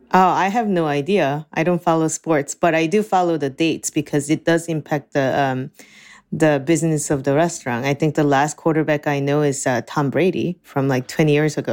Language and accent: English; Seoul, South Korea; also born or lived in New Jersey; now in Ann Arbor, United States; I was born and raised in Seoul, Korea.